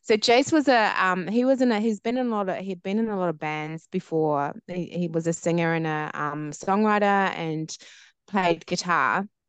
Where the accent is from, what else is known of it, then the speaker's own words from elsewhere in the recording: New Zealand; my background is Māori Niuean, so from New Zealand as well, born and bred in New Zealand.